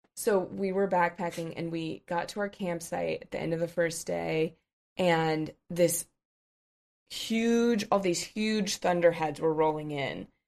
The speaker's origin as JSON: {"language": "English", "region": "Colorado", "country": "United States", "said": "I'm from Colorado"}